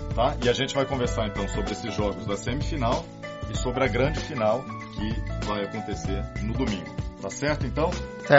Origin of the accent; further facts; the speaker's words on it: Brazil; como brasileiro